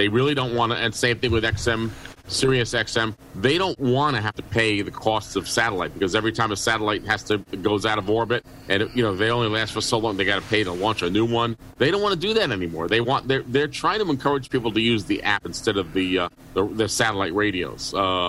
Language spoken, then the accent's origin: English; New York City, New York, United States; moved away; also born or lived in Auburn; when I was growing up in New York City, I was a kid